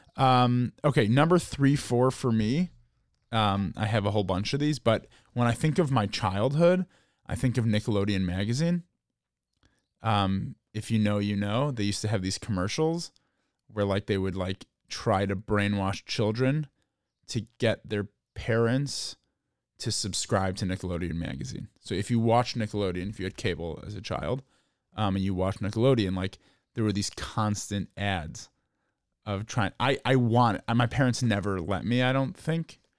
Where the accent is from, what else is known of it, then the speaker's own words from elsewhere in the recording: Chicago, Illinois, United States; growing up in Chicago